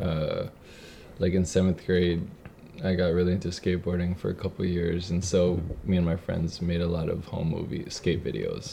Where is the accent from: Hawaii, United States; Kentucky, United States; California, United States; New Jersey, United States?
Hawaii, United States; Kaneohe; I loved growing up in Kaneohe